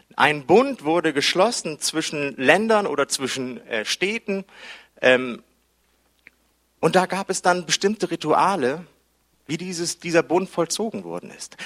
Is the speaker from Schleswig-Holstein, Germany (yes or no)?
no; Hamburg, Germany; ich bin Hamburger